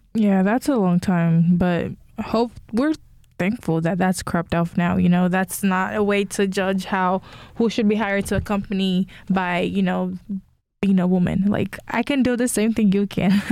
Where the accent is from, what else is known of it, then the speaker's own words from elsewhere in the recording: Nigeria; I'm Nigerian as well